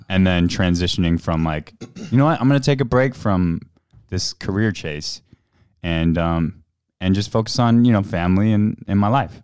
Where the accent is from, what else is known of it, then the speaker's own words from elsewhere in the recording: Houston, Texas, United States; moved away; I grew up in Houston, um, as an Asian American